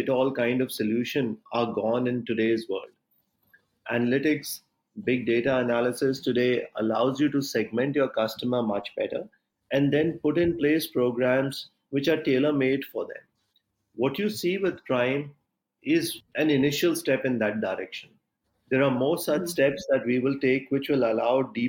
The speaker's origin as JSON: {"language": "English", "country": "India"}